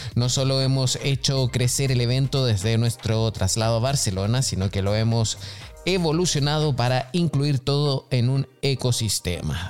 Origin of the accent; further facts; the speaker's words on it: Chile; moved away; soy chileno y conozco también eh, lo que pasa allá en, en, Chile, a pesar de que no vivo allá hace muchísimo tiempo